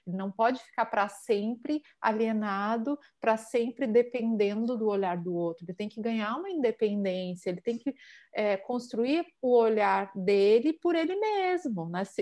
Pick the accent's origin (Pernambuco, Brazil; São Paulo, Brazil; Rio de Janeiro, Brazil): Pernambuco, Brazil; Palmares; que eu vivia lá na, na minha terra, em Palmares